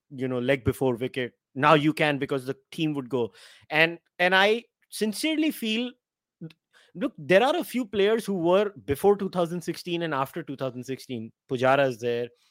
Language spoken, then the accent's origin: English; Mumbai, Maharashtra, India; I'm from Mumbai